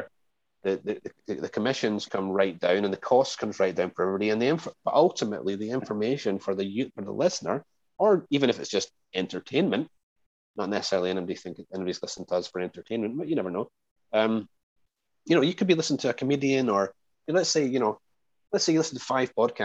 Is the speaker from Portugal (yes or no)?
no; Scotland, United Kingdom; moved away; I'm from Scotland